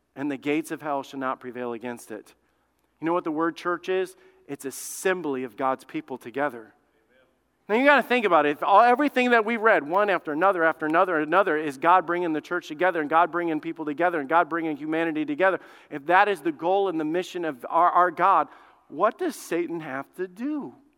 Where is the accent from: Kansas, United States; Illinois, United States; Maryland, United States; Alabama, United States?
Alabama, United States; I grew up in Alabama. I grew up in the South